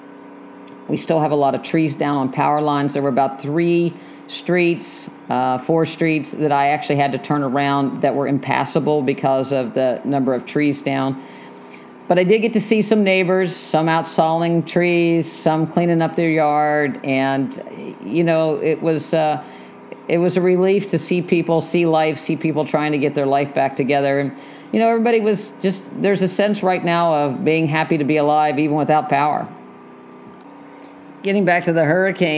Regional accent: West Virginia, United States; moved away; I grew up in West Virginia

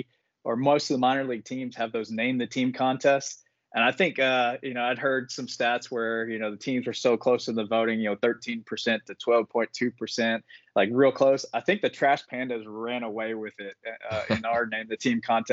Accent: the South, United States; I grew up in the South and lived in the South my whole life.

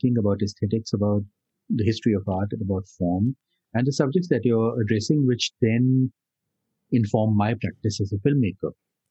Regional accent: Delhi, India; growing up in Delhi as a child and school and college.

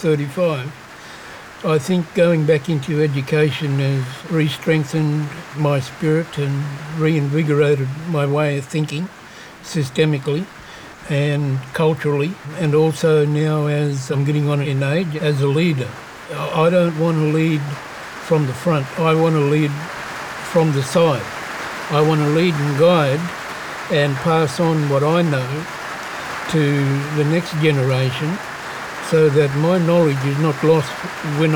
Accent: Noongar country, Western Australia, Australia; I was born in Noongar, which is Goreng country, and I also have connection to Menang country and Wadjuri country.

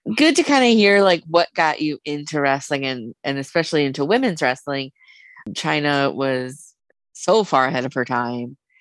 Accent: South Dakota, United States; I'm originally from South Dakota

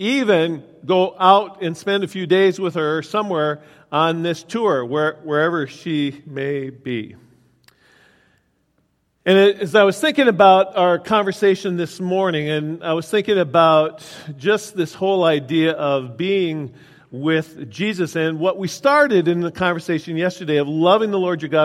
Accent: Willmar, Minnesota, United States; I was out working out in Wilmer, Minnesota, my hometown

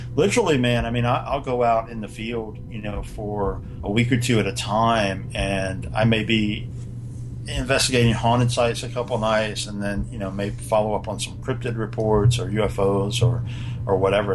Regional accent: North Carolina, United States; I grew up in North Carolina.

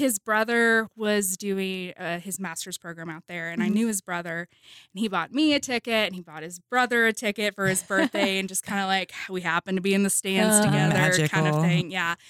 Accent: Oklahoma, United States; moved away as an adult; also born or lived in New Orleans, Louisiana; now in Owensboro, United States; I can't say born and raised in Oklahoma. I was born in New Orleans, raised in Oklahoma, family's from Oklahoma. Went to college at Oklahoma State.

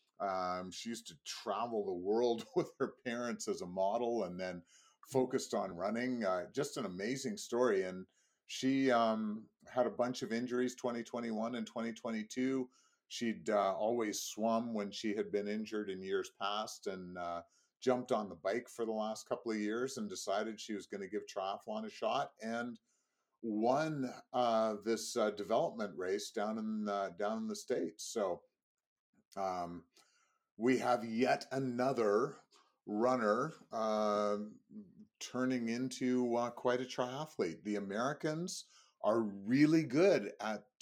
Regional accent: Canada; I am Canadian

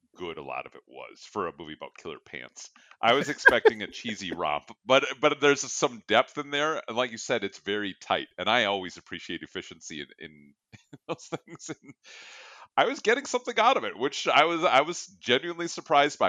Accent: United States; I'm American

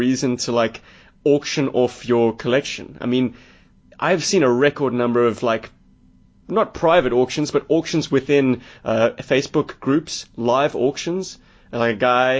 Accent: South Africa; I'm a South African.

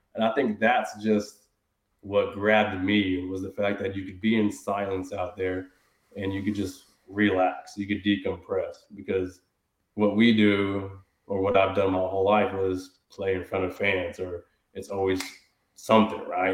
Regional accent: Houston, Texas, United States; I grew up obviously here in Houston, but I grew up in the suburbs, so it was still considered Houston

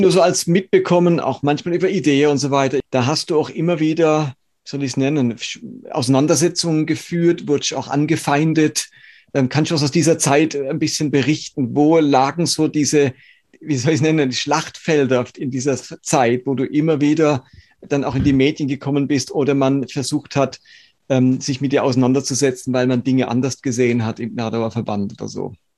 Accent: Karlsruhe, Baden-Württemberg, Germany; ich stamme aus Karlsruhe

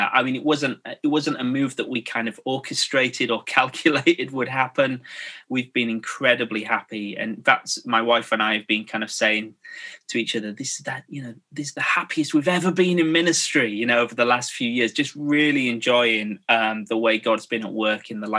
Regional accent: Scarborough, Yorkshire and the Humber, United Kingdom; moved away as an adult; also born or lived in Birmingham; I grew up in Scarborough in North Yorkshire. So I'm a Yorkshireman

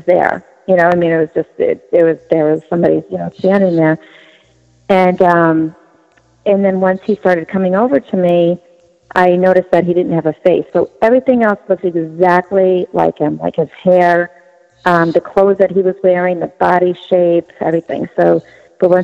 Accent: New York, United States; now in Massachusetts, United States; I grew up in New York

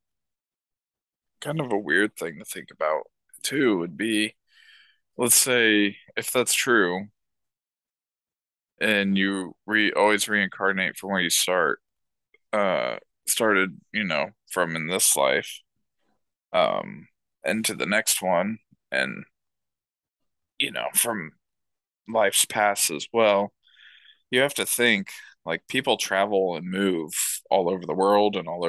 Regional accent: United Kingdom; now in Ohio, United States; I'm British native

